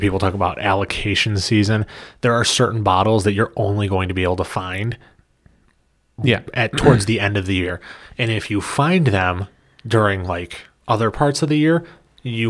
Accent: Michigan, United States; we're from Michigan

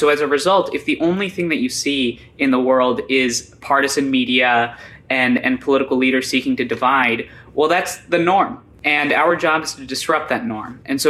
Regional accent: New Brunswick, New Jersey, United States; born there; So I was born in New Brunswick, New Jersey. I My parents had immigrated in 1997 to the United States. I was born in 1998.

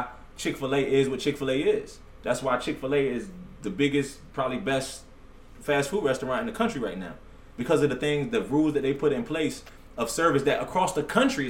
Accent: United States; also born or lived in Virginia; I grew up in the Redskin area

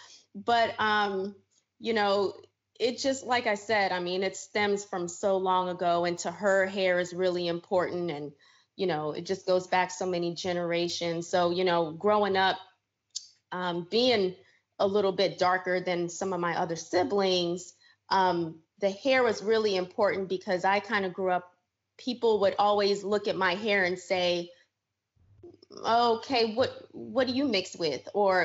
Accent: New York, United States; also born or lived in Suriname / New Jersey / Florida; So I'm originally from Suriname, South America. It is a small country on the northern border of Brazil. And we speak Dutch. And I was raised in the States here, grew up in New York, New Jersey, Florida girl.

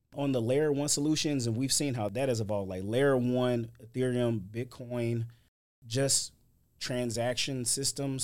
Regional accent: St. Louis, Missouri, United States; moved away as an adult; now in Houston, United States; I'm originally from Saint Louis, Missouri. I've lived in Houston about eight years

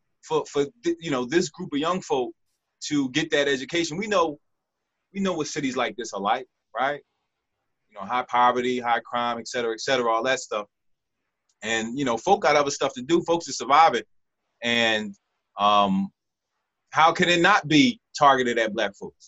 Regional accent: Philadelphia, Pennsylvania, United States; I'm from Philadelphia, and I didn't go, I went to middle school in my neighborhood

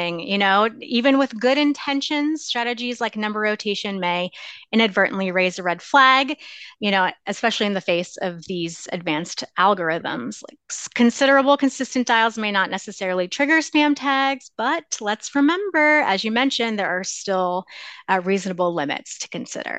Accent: Lancaster, Pennsylvania, United States; now in Chicago, United States; I'm from Lancaster, Pennsylvania

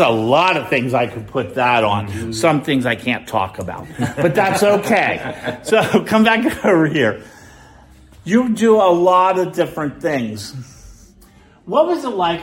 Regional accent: Midwest, United States; I was born and raised in the Midwest

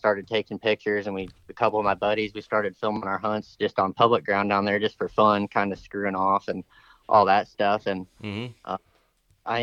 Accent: Fort Wayne, Indiana, United States; also born or lived in southern Illinois; now in Missouri, United States; I'm from Indiana

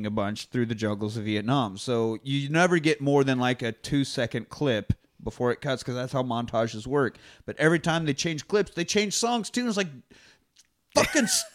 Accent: Kansas, United States; now in Austin, United States; I grew up in Kansas

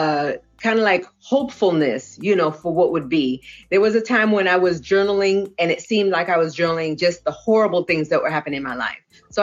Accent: Puerto Rico; also born or lived in Boston / California; now in Arkansas, United States; I am originally from Puerto Rico by way of Boston, Massachusetts, and California, now residing in Arkansas.

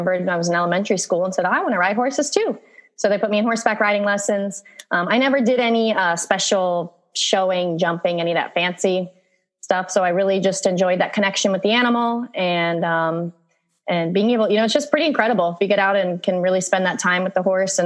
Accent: Virginia, United States; moved away as an adult; also born or lived in Russia / Harrisonburg, Virginia; now in Costa Rica; I was born in Russia, but I was adopted. So when I was 15 months, I was adopted and by an American family. And that's how I ended up in Virginia. And I grew up there.

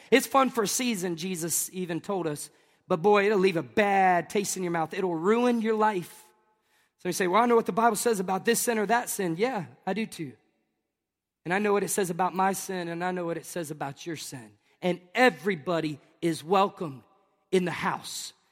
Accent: Tennessee, United States; moved away; also born or lived in Tampa, Florida; I'm from Tennessee.

